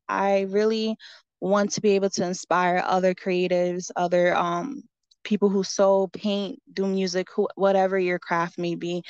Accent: Allentown, Pennsylvania, United States; I'm born and raised in Allentown, Pennsylvania. I lived here my whole life

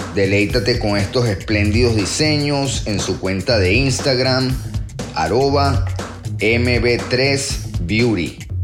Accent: Venezuela; moved away; Como venezolanos

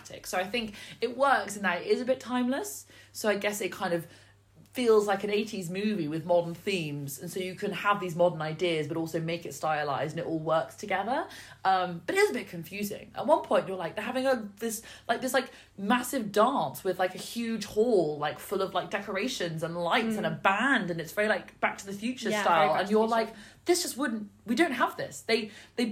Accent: United Kingdom; As a British person

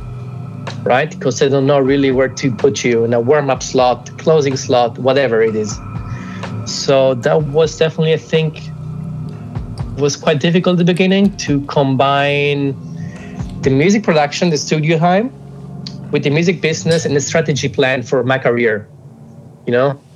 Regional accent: Germany; also born or lived in Italy; I moved from Italy to Germany when I was about 8 years old

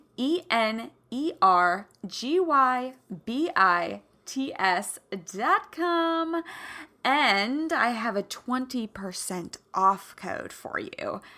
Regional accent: Kansas, United States; moved away; also born or lived in Santa Barbara; I'm from the Midwest. I'm from Kansas

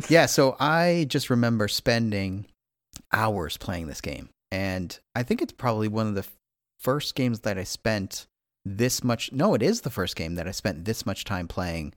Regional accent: Midwest, United States; I'm also a Midwesterner

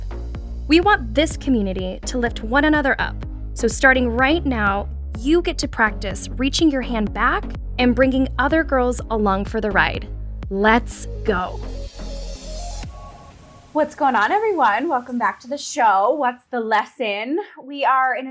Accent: Colorado, United States; we're both from Colorado

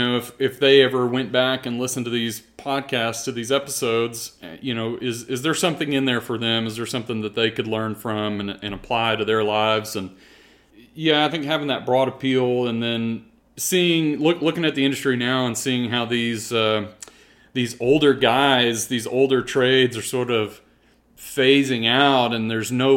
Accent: Brenham, Texas, United States; also born or lived in Houston, Texas; moved to Brenham at a young age, and that's kind of where we ended up, until I graduated high school

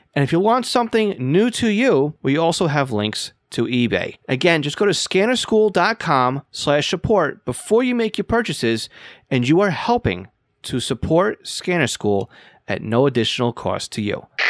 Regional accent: Long Island, New York, United States; accent: Long Island; I live here on Long Island

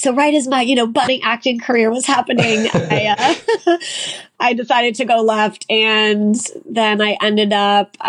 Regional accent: Long Beach, California, United States; I grew up in Long Beach, California. So I'm kind of an LA Orange County girl.

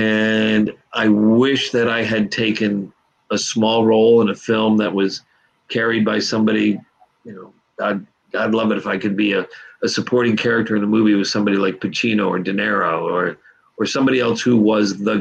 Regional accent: New York, United States; moved away as an adult; also born or lived in Los Angeles; I grew up in New York, did theater in New York

